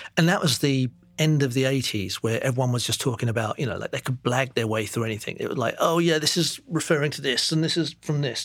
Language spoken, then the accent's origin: English; London, United Kingdom; moved away as an adult; also born or lived in Singapore / Enfield; now in New York, United States; I grew up in East London, Walthamstow